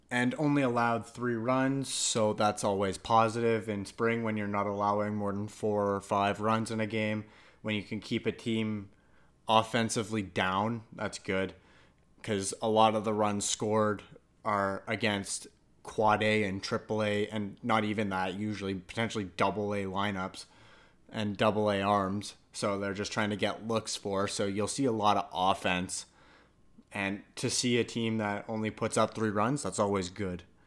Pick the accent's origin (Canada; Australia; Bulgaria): Canada; I'm Canadian and I'm also part Italian